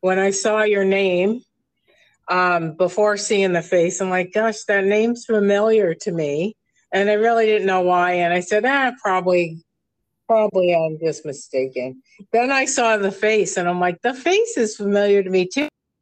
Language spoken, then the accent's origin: English; New York, United States; now in Palm Desert area, United States; I come from New York